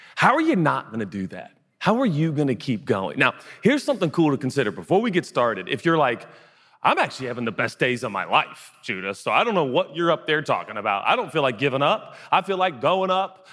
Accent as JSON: {"language": "English", "region": "West Coast", "country": "United States", "tie": "born or raised there", "moved": "yes", "said": "I grew up in the West Coast, so I didn't grow up in the South"}